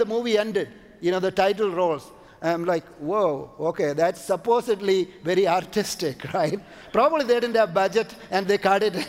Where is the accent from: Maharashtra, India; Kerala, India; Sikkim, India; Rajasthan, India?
Kerala, India; Kochi; moved away as an adult; also born or lived in Canada; we went to my hometown in India, it's called Kochi.